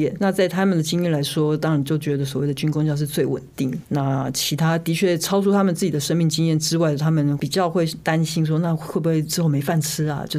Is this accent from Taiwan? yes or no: yes; Taiwan; 就是在家里我们讲的是台语，我妈妈自己又是客家人，那我去外婆家讲的是听的是客家话，但是。很妙的是，听起来现在很像天方夜谭，但是台湾到现在都是啊，走出家门